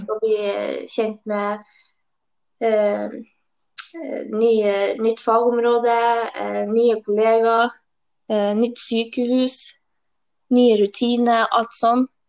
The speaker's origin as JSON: {"language": "Norwegian", "town": "Hemnes", "region": "Nordland", "country": "Norway", "moved": "yes", "said": "Jeg er fra Helgeland, en plass ja. heter Hemnes"}